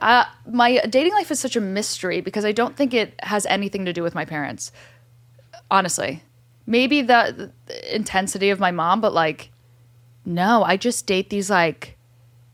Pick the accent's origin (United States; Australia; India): United States; Monmouth County, New Jersey; born or raised there; moved away